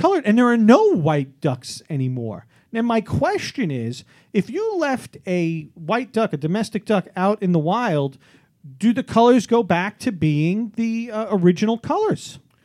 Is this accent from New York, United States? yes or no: yes; New York City, New York, United States; I grew up in Staten Island